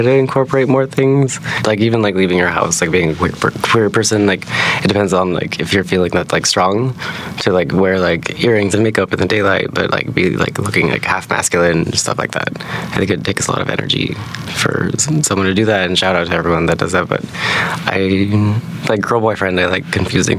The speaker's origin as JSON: {"language": "English", "town": "Anchorage", "region": "Alaska", "country": "United States", "tie": "born or raised there", "moved": "as an adult", "said": "I grew up in Anchorage, Alaska, and I moved here when I was 18"}